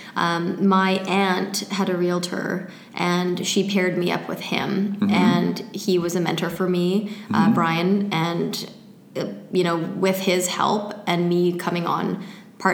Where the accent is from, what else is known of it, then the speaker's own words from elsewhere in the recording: Surrey, British Columbia, Canada; I grew up in Surrey.